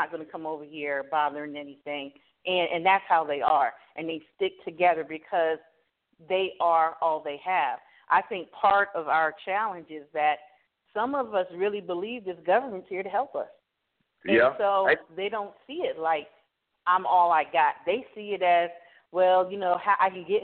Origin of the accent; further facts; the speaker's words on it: Miami, Florida, United States; I'm from Miami, Florida